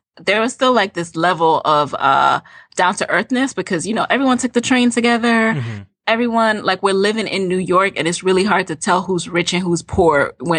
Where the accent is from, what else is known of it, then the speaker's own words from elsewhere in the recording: Jamaica; now in United States; because, you know, we came from Jamaica. Like, I didn't We didn't know about that.